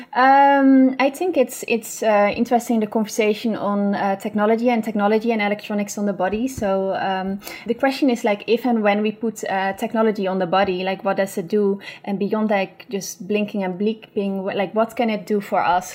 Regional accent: Beemster, North Holland, Netherlands; I grew up in Beemster, mm-hmm. which is uh, in the Netherlands

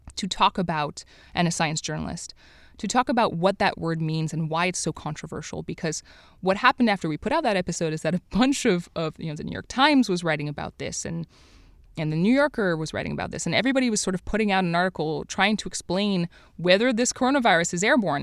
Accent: Montreal, Quebec, Canada; I grew up in Montreal

